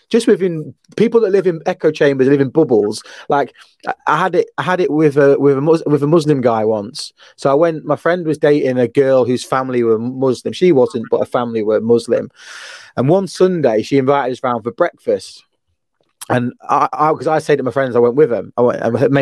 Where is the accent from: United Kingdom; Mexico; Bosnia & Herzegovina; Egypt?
United Kingdom; England; I'm English